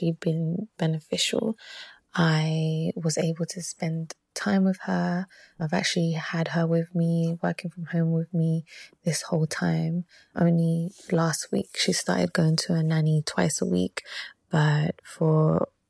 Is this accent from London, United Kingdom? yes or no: yes; London, United Kingdom; moved away as an adult; also born or lived in Ecuador; now in San Francisco Bay Area, United States; I am from Ecuador. I grew up in London, and when I became an engineer, I moved to the Bay Area.